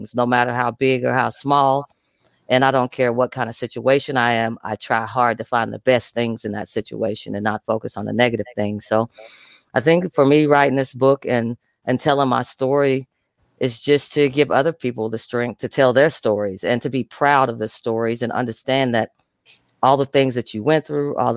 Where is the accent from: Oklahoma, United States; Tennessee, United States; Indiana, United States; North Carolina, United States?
Oklahoma, United States; Atoka; I'm from Atoka, Oklahoma, right in the dead center of the Bible Belt